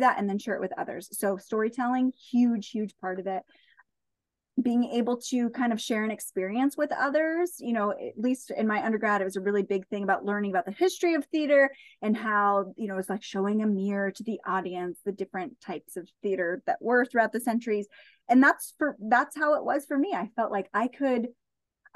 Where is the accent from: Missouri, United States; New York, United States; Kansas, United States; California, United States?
California, United States; Central Coast; We currently live on the Central Coast. And I love being here where I am because, one, it's my hometown